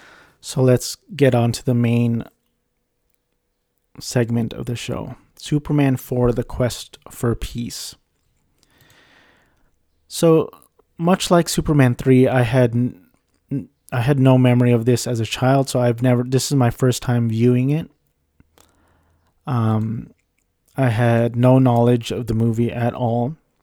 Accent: Philippines; it was by the Filipino guy, because I'm Filipino.

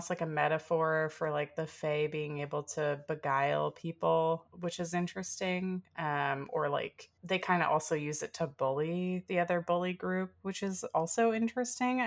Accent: the South, United States; growing up in the South

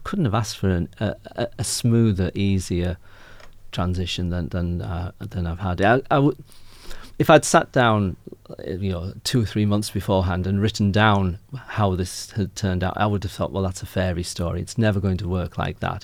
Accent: Yorkshire and the Humber, United Kingdom; moved away as an adult; also born or lived in Lancashire / Northumberland / Ireland (family background); now in Ipswich, Australia; I'm from North Yorkshire, where they all talk a bit like this

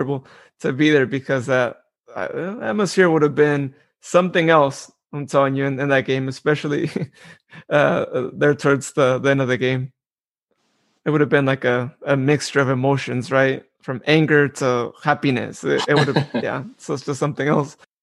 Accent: Modesto, California, United States; I'm from Modesto.

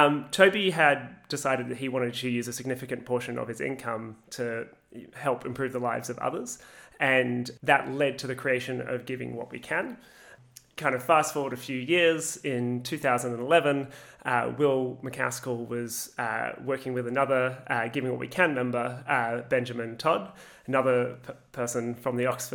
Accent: Australia; also born or lived in Canada; I came back from Canada to Australia and just had to get a job, any job, as quickly as possible to pay off my university debt

